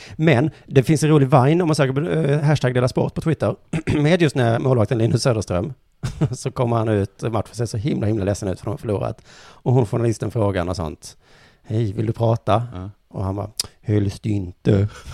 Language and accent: Swedish; Skåne, Sweden; vi skåningar